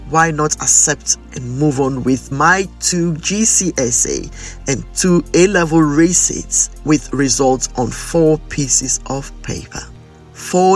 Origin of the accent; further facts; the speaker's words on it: Ghana; moved away; I grew up in Ghana, where many people have little or no knowledge about dyslexia